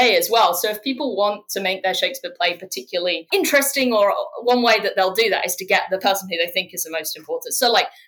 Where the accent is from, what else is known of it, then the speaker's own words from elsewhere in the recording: near Cambridge, East of England, United Kingdom; I grew up near Cambridge